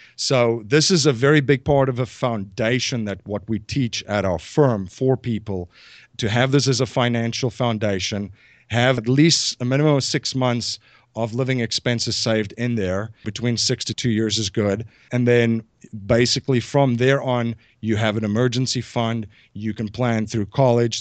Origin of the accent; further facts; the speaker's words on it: South Africa; moved away as an adult; now in Newtown, Pennsylvania, United States; I'm originally from South Africa. I came here in two thousand and one